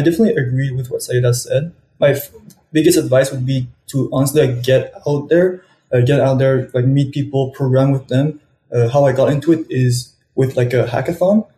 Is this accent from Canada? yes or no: yes; Montreal, Quebec, Canada; I'm from Montreal and I'm studying at Polytechnique Montreal